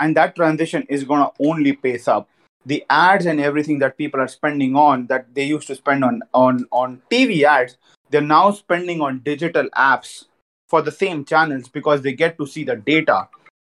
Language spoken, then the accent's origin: English; Jhunjhunu, Rajasthan, India; I'm from Rajasthan. I'm from Junjunu